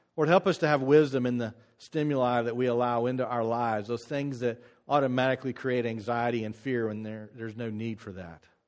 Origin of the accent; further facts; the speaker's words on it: United States